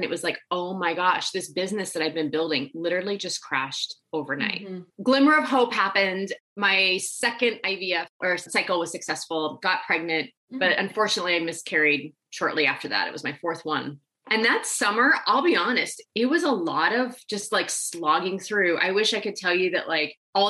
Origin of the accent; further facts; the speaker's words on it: Nebraska, United States; I grew up in Nebraska